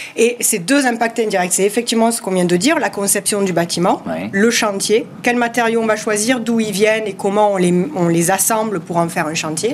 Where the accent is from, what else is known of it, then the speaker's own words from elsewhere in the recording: southern France, France; accent: southern French; comme vous l'entendez à mon accent, du sud de la France